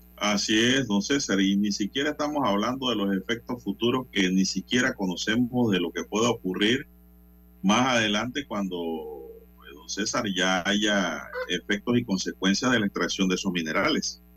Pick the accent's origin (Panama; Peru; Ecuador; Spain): Panama; como panameño